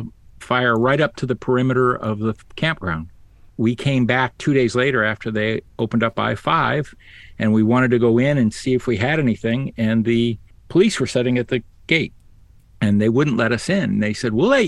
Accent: Ohio, United States; moved away; Growing up in Ohio

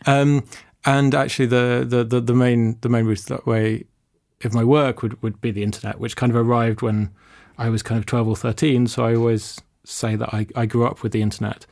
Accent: London, United Kingdom; I grew up in London.

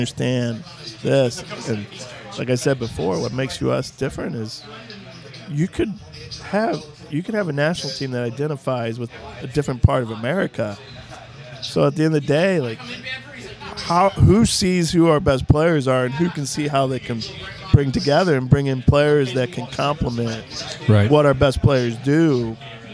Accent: Granite City, Illinois, United States; moved away as an adult; also born or lived in St. Louis; now in Akron, United States; we're from Granite City

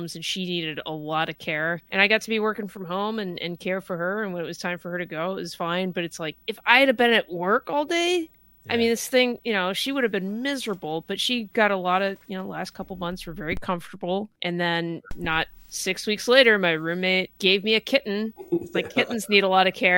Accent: California, United States; moved away as an adult; also born or lived in Idaho; I was born and raised in California

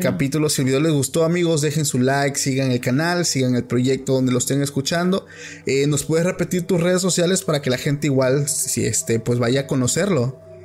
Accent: Oaxaca, Mexico; soy de Oaxaca

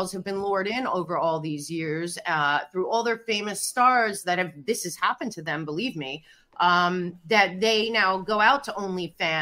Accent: Philadelphia, Pennsylvania, United States; moved away as an adult; also born or lived in New York City / Hollywood; I'm from Philadelphia, but I went to NYU

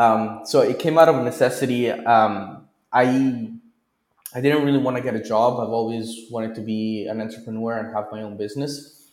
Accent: Italy; also born or lived in Chico; now in Bolivia; Well, I'm originally from Italy.

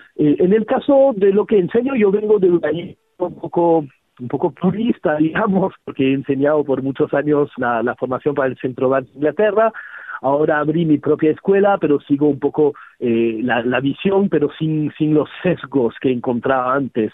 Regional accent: Geneva, Switzerland; now in Peru; Nací en una ciudad súper extraña, además, yo soy de Ginebra

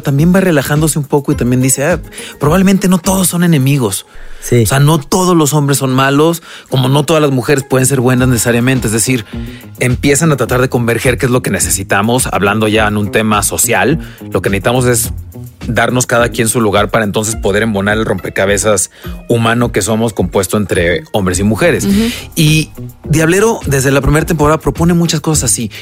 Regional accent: Mexico; como mexicanos

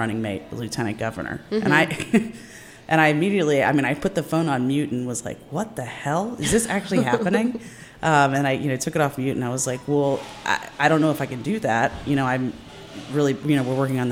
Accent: Silver Spring, Maryland, United States; I was actually born and raised in Silver Spring

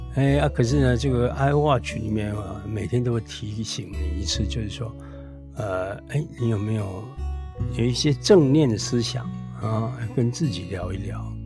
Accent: Taiwan; also born or lived in Taipei; now in Tainan, Taiwan; 我们台湾人

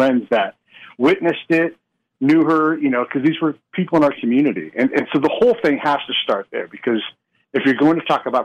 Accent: United States; as an American

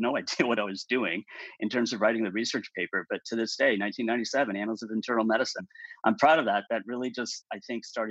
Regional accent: Chicago, Illinois, United States; now in Orange County, United States; I grew up in Chicago

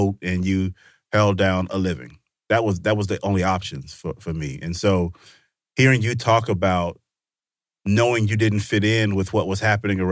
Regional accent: Vicksburg, Mississippi, United States; I grew up in Mississippi

